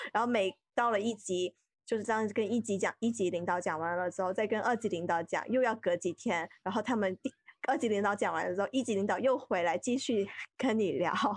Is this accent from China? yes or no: yes; Guangdong, China; also born or lived in Beijing; now in Shenzhen, China; 因为我是广东人嘛，就很熟悉的嗯地带